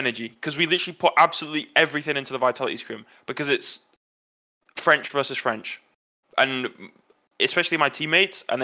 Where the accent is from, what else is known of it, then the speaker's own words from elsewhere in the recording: England, United Kingdom; I'm English